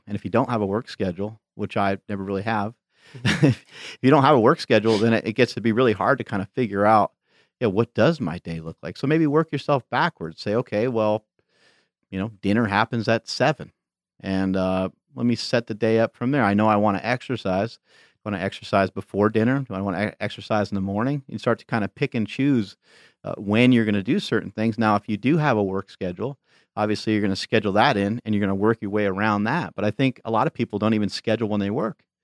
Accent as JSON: {"language": "English", "region": "New York", "country": "United States", "tie": "born or raised there", "moved": "yes", "said": "I grew up in New York"}